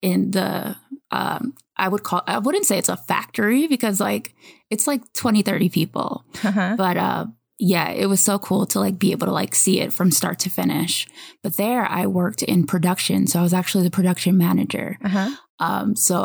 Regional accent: New York, United States; moved away as an adult; also born or lived in Savannah, Georgia; now in California, United States; I'm from New York originally

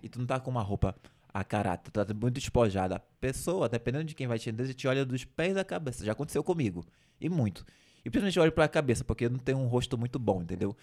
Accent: Igarapé-Açu, Pará, Brazil; moved away as an adult; also born or lived in Belém; lá da minha cidade de Igarapé-Açu

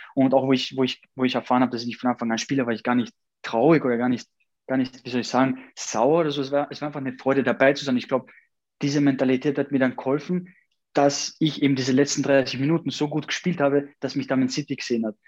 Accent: Austria; also born or lived in Kosovo; Und wo ich da ungefähr, äh, ein Jahr war, dann seitdem lebe ich dann in Österreich

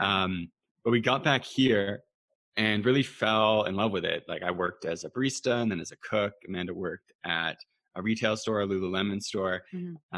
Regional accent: Canada; Being Canadian

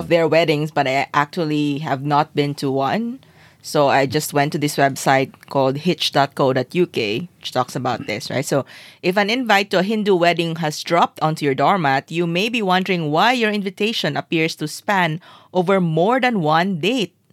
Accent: Zamboanga City, Zamboanga Peninsula, Philippines; I grew up in Zamboanga City

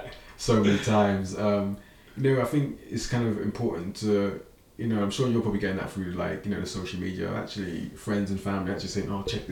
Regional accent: London, United Kingdom; moved away as an adult; now in Aberdeen, United Kingdom; I was being a Londoner at heart

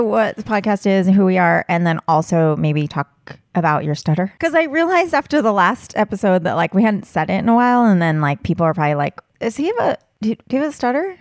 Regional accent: Southern California, United States; I grew up in Southern California and would go to Disneyland

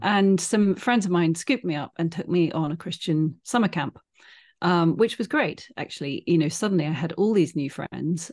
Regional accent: United Kingdom; I'm British

